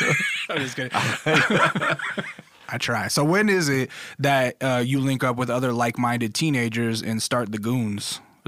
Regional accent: Alaska, United States; The reason I ask, I grew up in Alaska, and I always had dreams of being a musician or being something when I got older.

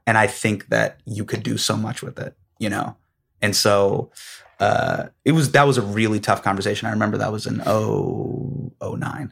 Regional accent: Davis, California, United States; Me growing up in Davis

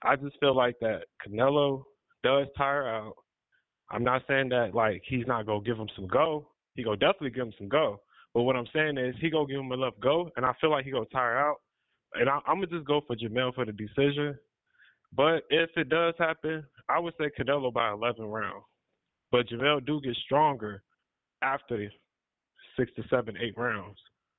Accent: California, United States; now in Las Vegas, United States; I had to come and move to Vegas, man. I came from California, so yeah.

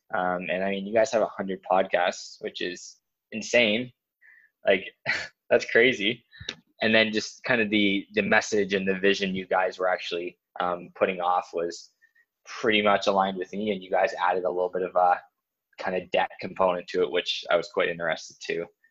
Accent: New Brunswick, Canada; moved away; I'm originally from New Brunswick in Canada

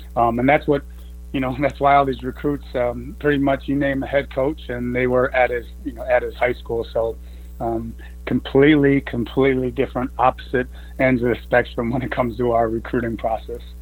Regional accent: Chicago, Illinois, United States; moved away; I'm from Illinois, Chicago area

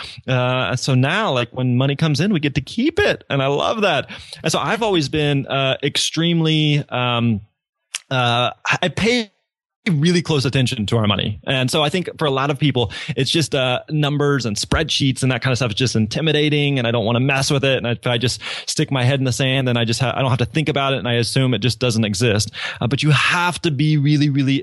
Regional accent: Missouri, United States; moved away as an adult; now in Nashville, United States; my wife and I grew up in Missouri, lived there our entire lives, had never really lived anywhere else

